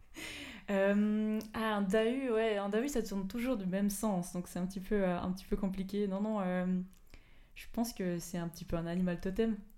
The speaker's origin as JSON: {"language": "French", "town": "Belfaux", "region": "Fribourg", "country": "Switzerland", "tie": "born or raised there", "said": "d'où je viens, j'ai grandi à Belfaux, donc, donc vraiment pas très loin de Fribourg"}